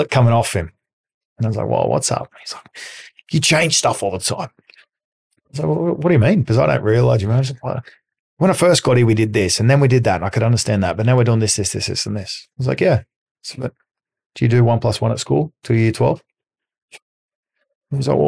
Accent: Australia; accent: Australian; moved away; I'm Australian, so I've got a different accent.

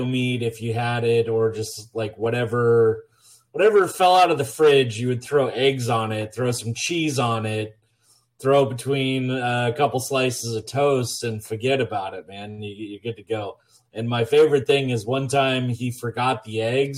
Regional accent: Montana, United States; now in Oregon coast, United States; growing up in Montana

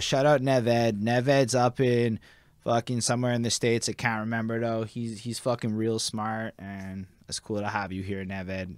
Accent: Montreal, Quebec, Canada; So we come from Montreal.

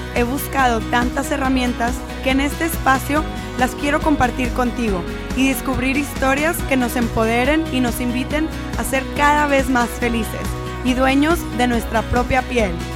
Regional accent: Mexico; como mujeres mexicanas, eh, y como personas mexicanas en esta cultura latina, machista, que cada vez nos abrimos más, de cierta forma crecimos con esta idea

